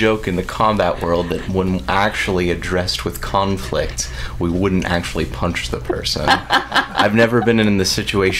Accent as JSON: {"language": "English", "town": "Pittsburgh", "region": "Pennsylvania", "country": "United States", "accent": "yinzer", "moved": "yes", "said": "I'm from Pittsburgh, so right. We were talking before we were on the air. If I have enough to drink, man, the yinzer will come out of me."}